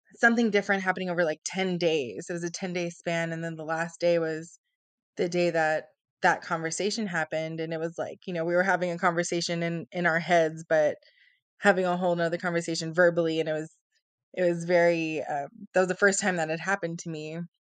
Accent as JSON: {"language": "English", "town": "San Antonio", "region": "Texas", "country": "United States", "tie": "born or raised there", "also_born_or_lived": "South Carolina / California", "said": "I was born and raised in San Antonio, Texas, and, you know, grew up here all my life"}